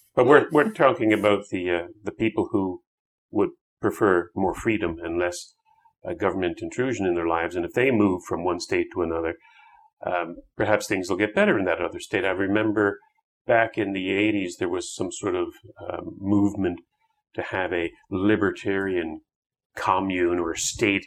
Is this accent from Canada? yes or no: yes; Canada; I, as a Canadian